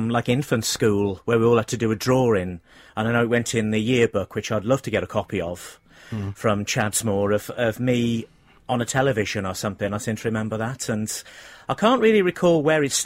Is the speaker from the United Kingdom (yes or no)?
yes; Cannock, West Midlands, United Kingdom; moved away as an adult; also born or lived in Pontypridd; I'm from Cannock in Staffordshire, by the way. I lived there till I was 18